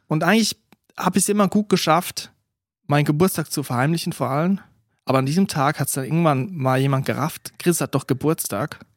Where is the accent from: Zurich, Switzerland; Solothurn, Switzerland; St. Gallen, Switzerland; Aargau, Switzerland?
Aargau, Switzerland; dort, wo ich aufgewachsen bin, Kanton Aargau